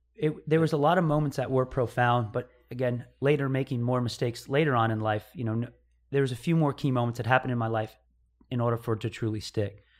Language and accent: English; upstate New York, United States; I was born in New York. I think a, a little town called Mayapack, New York. Yeah. So, I mean, That's where I grew up, around that area, like upstate New York